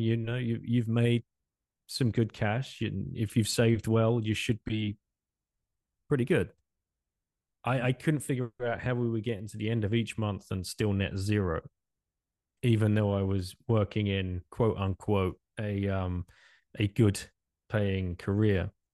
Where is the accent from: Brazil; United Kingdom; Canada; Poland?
United Kingdom; England; moved away as an adult; also born or lived in Singapore; now in France; originally from England, uh, I left England in, in nineteen ninety-nine